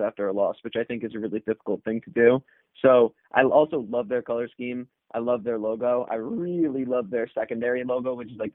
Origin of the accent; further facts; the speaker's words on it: New York, United States; I'm also from New York